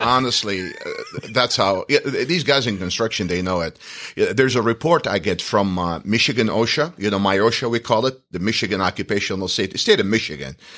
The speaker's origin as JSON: {"language": "English", "country": "Iraq", "moved": "as an adult", "lives_now": "United States", "said": "I'm from the Middle East. I'm from Iraq. We're Chaldeans"}